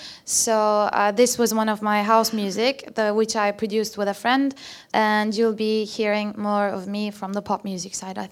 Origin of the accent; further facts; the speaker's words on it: Istanbul, Turkey; moved away as an adult; now in London, United Kingdom; I'm from Istanbul, Turkey.